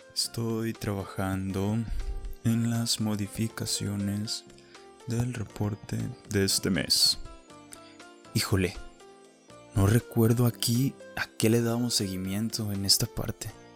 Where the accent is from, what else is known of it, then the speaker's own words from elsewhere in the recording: Mexico; como mexicanos somos